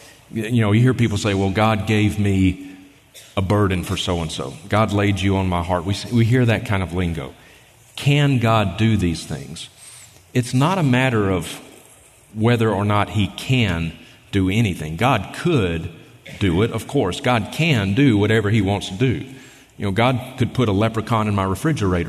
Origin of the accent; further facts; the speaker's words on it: Mississippi, United States; now in Montana, United States; I grew up in Mississippi